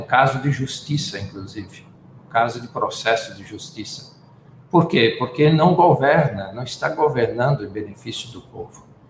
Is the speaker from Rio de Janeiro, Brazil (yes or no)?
no; Forquilhinha, Santa Catarina, Brazil; now in Manaus, Brazil; eu sou nascido em Forquilinha